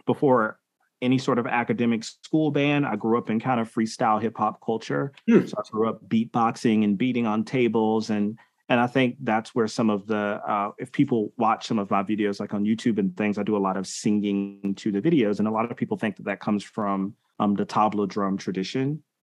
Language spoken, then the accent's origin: English; Milledgeville, Georgia, United States; I grew up in Milledgeville, Georgia